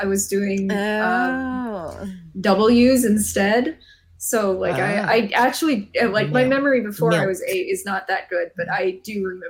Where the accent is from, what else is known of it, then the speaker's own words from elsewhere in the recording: Arizona, United States; moved away as an adult; also born or lived in Kansas / Illinois; So my family is from Illinois originally, but I was born and raised in Arizona. And both sides of my family from Illinois.